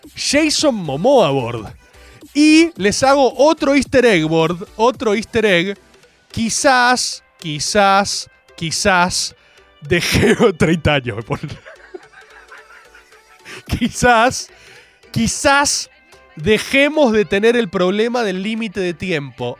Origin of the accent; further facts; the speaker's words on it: Buenos Aires, Argentina; soy de Balvanera